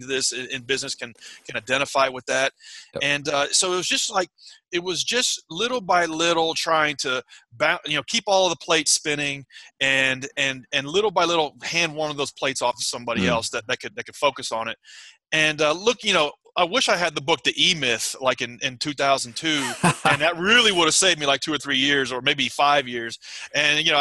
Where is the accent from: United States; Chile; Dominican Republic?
United States; outside of Nashville, Middle Tennessee; I grew up in Middle Tennessee, mm-hmm, outside of Nashville, Tennessee